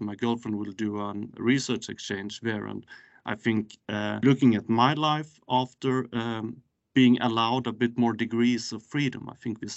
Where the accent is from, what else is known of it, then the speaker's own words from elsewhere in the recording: Skåne, Sweden; now in Stockholm, Sweden; I work from an office in Stockholm currently, but I am from Skåne myself.